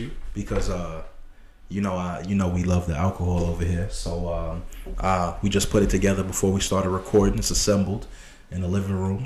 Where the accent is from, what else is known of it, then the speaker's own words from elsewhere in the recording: New York City, New York, United States; I was born in Brooklyn. I was born in Brooklyn, Flatbush